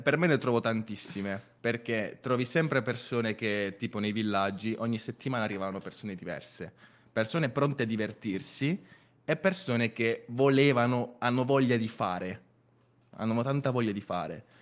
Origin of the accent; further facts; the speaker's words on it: Venezuela; now in Bari, Italy; sono nato in Venezuela e mi sono trasferito in Italia eh, ormai 11 anni fa